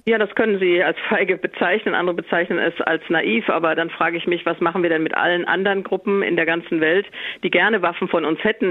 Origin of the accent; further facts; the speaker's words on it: Germany; Ich bin Deutsche